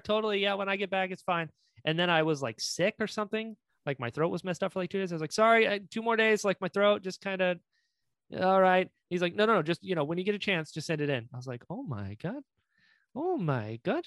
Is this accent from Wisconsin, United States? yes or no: no; North Carolina, United States; accent: drawl; moved away; I'm from North Carolina originally.